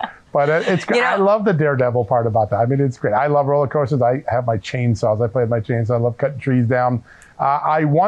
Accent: Bridgeport, Connecticut, United States; I remember going to the Bicentennial in 1976 in Bridgeport, Connecticut, watching the parade, watching the fireworks go off in my hometown

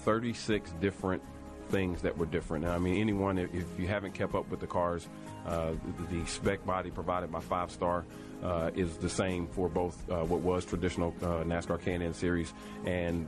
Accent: Nashville, Tennessee, United States; I was born and raised in Nashville

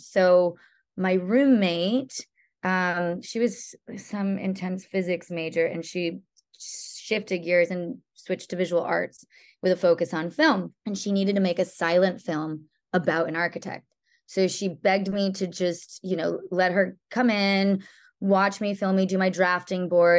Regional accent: Connecticut, United States; born or raised there; moved away; also born or lived in Boston, Massachusetts / Florida

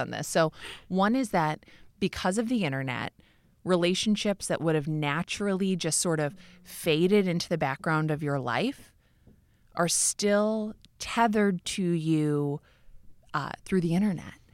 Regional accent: Minneapolis, Minnesota, United States; moved away as an adult; also born or lived in New York; I left New York and moved back to Minneapolis, even though I grew up in Minneapolis.

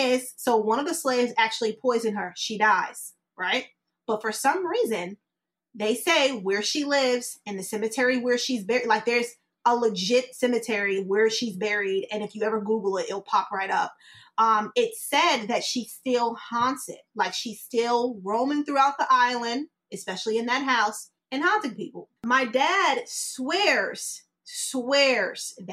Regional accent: New York, United States; now in Tampa, United States; I'm in Tampa now. but I'm originally like from New York

